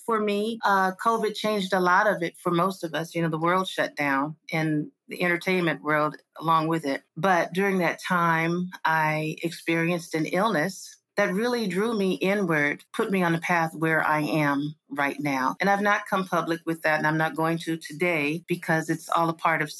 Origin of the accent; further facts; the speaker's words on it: Los Angeles, California, United States; also born or lived in Inland Empire, California; That's where I was born and raised